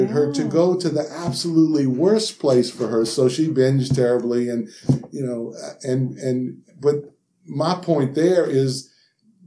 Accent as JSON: {"language": "English", "town": "New Orleans", "region": "Louisiana", "country": "United States", "tie": "born or raised there", "said": "I'm from Louisiana and grew up in New Orleans"}